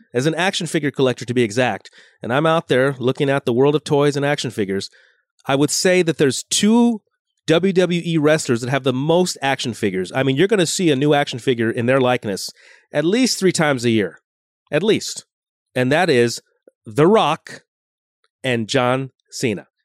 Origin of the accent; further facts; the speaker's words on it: Los Angeles, California, United States; born in Los Angeles proper, but I grew up in Lo-, San Fernando Valley.